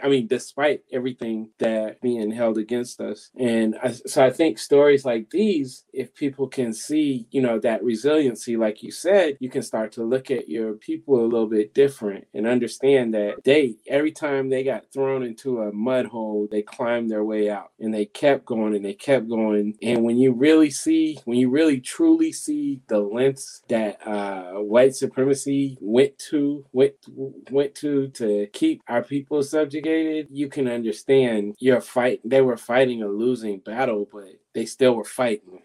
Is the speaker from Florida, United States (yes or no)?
no; Missouri, United States; I'm from Missouri. I live there and my family's from there